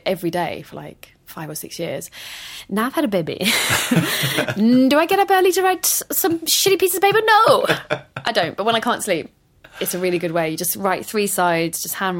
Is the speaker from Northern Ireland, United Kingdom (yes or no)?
no; London, United Kingdom; I grew up in London, despite the very Welsh name. I am not as Welsh as some people would like me to be